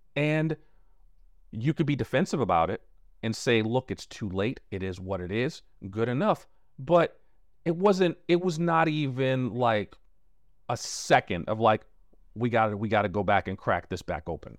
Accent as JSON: {"language": "English", "town": "New York City", "region": "New York", "country": "United States", "tie": "born or raised there", "said": "one thing I noticed about growing up in Brooklyn is we didn't even want to leave our block."}